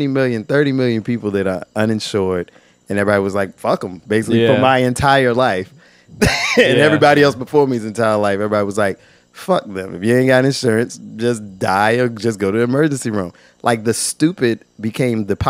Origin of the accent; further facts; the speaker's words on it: Virginia, United States; I'm from Virginia